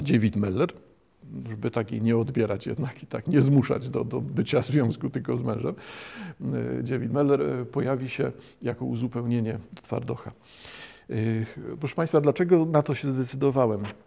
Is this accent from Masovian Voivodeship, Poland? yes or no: no; Bytom, Silesian Voivodeship, Poland; urodzony na Śląsku, na Górnym Śląsku, urodzony w Bytomiu